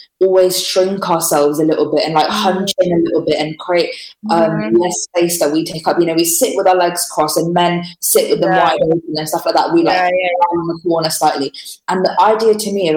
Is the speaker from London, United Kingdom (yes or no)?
no; Wolverhampton, West Midlands, United Kingdom; moved away; also born or lived in Slough; I was born in Wolverhampton